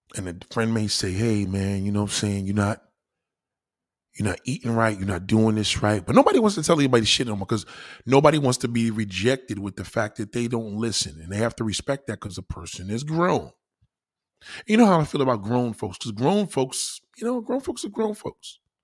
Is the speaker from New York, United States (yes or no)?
yes; New York City, New York, United States; I'm a New York City slicker, I'm a New Yorker